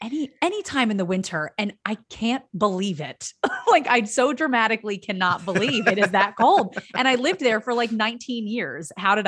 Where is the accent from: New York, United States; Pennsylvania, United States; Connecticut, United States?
Pennsylvania, United States; Philadelphia; now in Los Angeles, United States; I'm from the Philadelphia area.